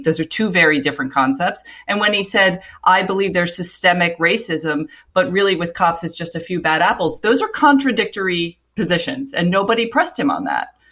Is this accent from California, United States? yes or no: no; Florida, United States; I grew up in Florida